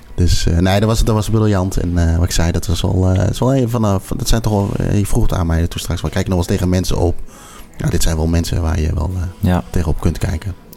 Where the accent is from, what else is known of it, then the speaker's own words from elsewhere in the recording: Netherlands; wij sowieso als Nederlander